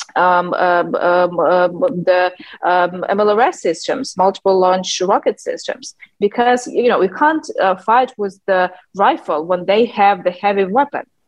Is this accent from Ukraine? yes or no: yes; Western Ukraine, Ternopil Oblast, Ukraine; English is a second language; It's a small town in Ternopil region